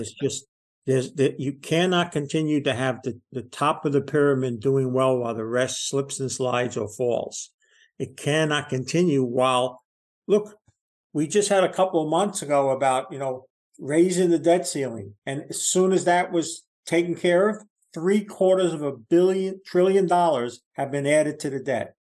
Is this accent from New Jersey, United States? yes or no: yes; New Jersey, United States; I'm from New Jersey